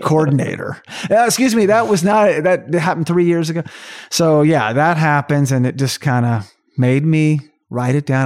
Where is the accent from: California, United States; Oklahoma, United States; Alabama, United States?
Oklahoma, United States; I'm from Oklahoma